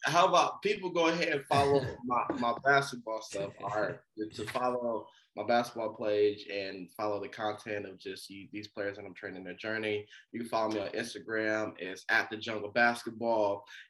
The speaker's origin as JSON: {"language": "English", "region": "California", "country": "United States", "moved": "yes", "lives_now": "Idaho, United States", "said": "I'm from Cali too. I can always fly home"}